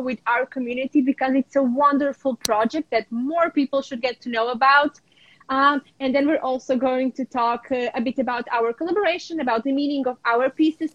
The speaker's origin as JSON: {"language": "English", "area": "a small village around Lviv", "region": "Lviv Oblast", "country": "Ukraine", "tie": "born or raised there", "also_born_or_lived": "New York / Porto, Portugal", "moved": "yes", "lives_now": "Portugal", "said": "I'm in my hometown. Um, this is where I was born in a small village around the big city of Lviv."}